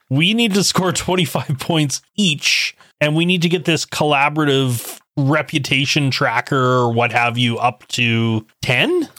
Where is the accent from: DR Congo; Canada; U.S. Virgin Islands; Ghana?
Canada; I was born and raised in Canada